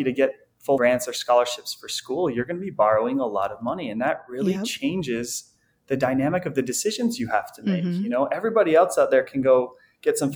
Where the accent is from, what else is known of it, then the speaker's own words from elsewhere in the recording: a suburb outside Salt Lake City, Utah, United States; also born or lived in Logan, Utah; I grew up in a suburb outside the Salt Lake City area here in Utah